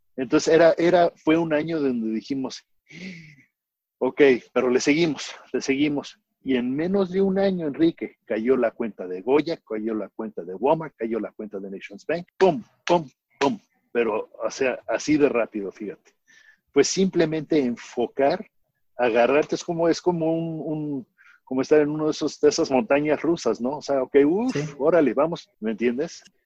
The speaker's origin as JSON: {"language": "Spanish", "country": "Mexico", "tie": "born or raised there", "moved": "as an adult", "lives_now": "Houston, United States", "said": "yo me crié en México este, y vine en el 78 a, a ir a la Universidad de Houston"}